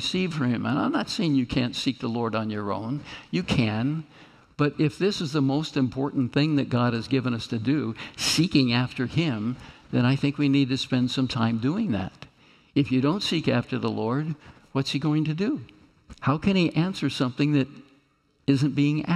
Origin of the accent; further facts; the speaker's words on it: Kansas, United States; moved away; I'm come from Kansas